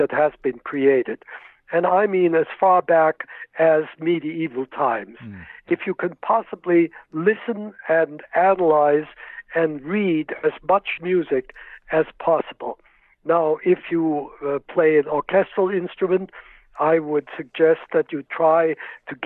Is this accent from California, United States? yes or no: no; Worcester, Massachusetts, United States; I grew up in Worcester, Massachusetts, and I played in the Worcester Philharmonic since I was 13 years old